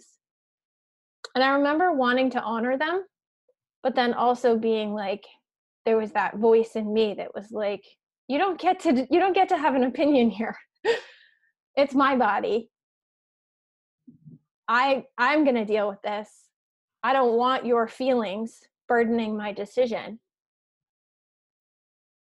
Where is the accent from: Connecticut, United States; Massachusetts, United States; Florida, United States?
Massachusetts, United States; Western; I grew up in Western Mass